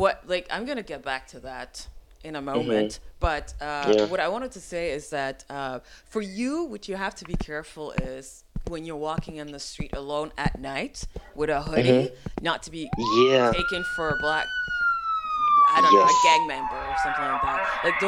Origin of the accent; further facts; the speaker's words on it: Quebec, Canada; born there; because, you know, I'm Haitian, I was born in Quebec.